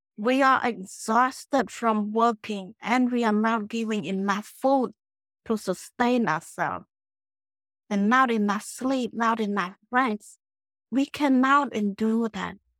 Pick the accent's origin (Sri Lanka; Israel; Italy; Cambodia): Cambodia; moved away as an adult; also born or lived in Phnom Penh, Cambodia / Connecticut, United States; now in Clearwater, United States; I grew up in the village, in the small village in Cambodia